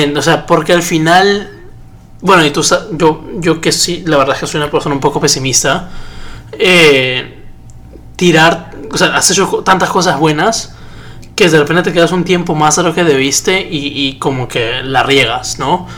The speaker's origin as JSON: {"language": "Spanish", "country": "Peru", "said": "yo lo veo como hincha, como peruano"}